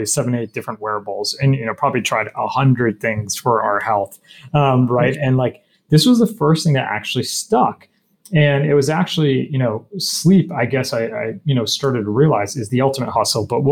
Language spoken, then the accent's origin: English; New Jersey, United States; also born or lived in Michigan; I grew up in New Jersey.